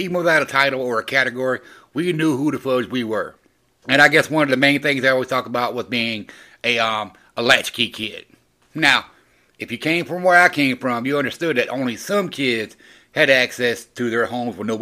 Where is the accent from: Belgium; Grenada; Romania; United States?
United States; the South; I grew up in the South, so I was a Gen Xer from the South